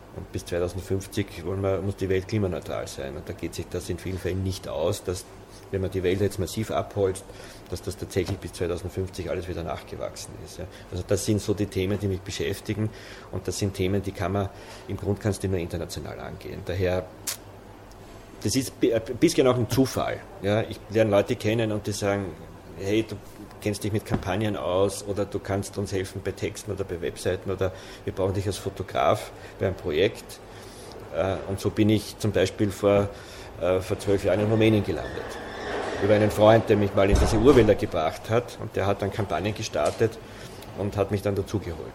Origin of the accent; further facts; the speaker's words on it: Waldviertel, Lower Austria, Austria; Ich bin im Waldviertel aufgewachsen